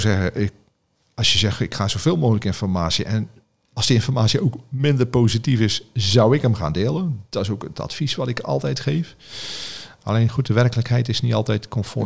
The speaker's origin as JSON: {"language": "Dutch", "region": "Zeelandic Flanders", "country": "Netherlands", "said": "ik zit in Zeeuws-Vlaanderen, waar ik vandaan kom"}